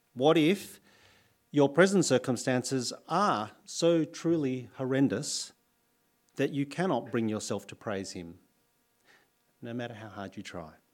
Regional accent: New South Wales, Australia; moved away as an adult; now in Adelaide, Australia; I'm from New South Wales

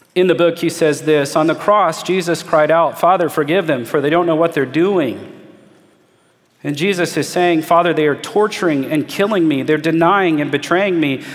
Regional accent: United States; as an American in 2021

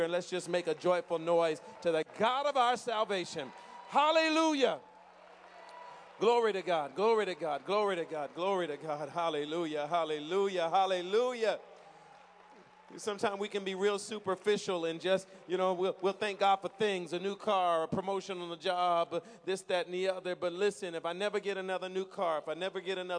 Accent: New Jersey, United States; when I was growing up in New Jersey

